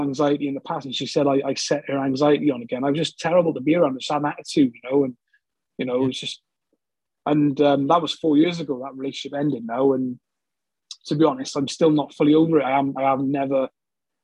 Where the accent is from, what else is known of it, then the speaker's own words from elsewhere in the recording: Newport, Wales, United Kingdom; moved away as an adult; also born or lived in London / Bristol; I'm from Newport, South Wales, just over the Severn Bridge